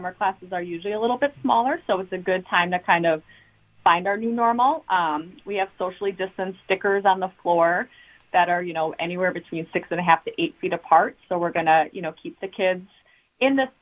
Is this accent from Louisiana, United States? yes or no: no; Waukesha, Wisconsin, United States; also born or lived in Milwaukee, Wisconsin / Pittsburgh, Pennsylvania / Philadelphia area, Pennsylvania; So I have been born and raised in Waukesha my whole life, born in Milwaukee, but moved to Waukesha in kindergarten